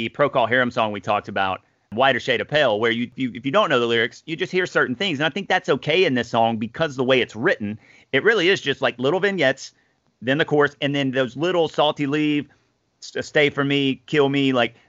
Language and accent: English; the South, United States; us growing up in the South